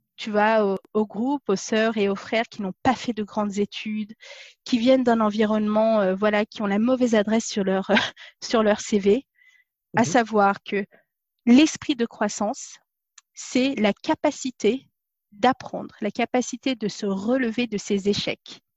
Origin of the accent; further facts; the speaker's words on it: Paris region, Île-de-France, France; moved away as an adult; also born or lived in Dijon; now in England; je suis née à Dijon, j'ai grandi dans la région parisienne.